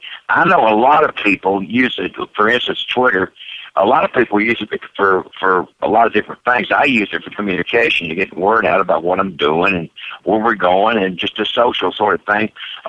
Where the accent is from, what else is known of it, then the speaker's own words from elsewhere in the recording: North Carolina, United States; also born or lived in Wilmington, North Carolina / Georgia; Born in Wilmington, North Carolina, and I grew up all over the South, all over North and South Carolina and Georgia.